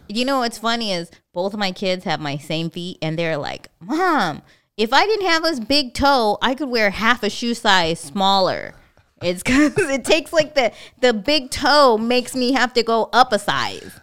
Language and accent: English; California, United States; moved away as an adult; now in Hawaii, United States; I'm from California.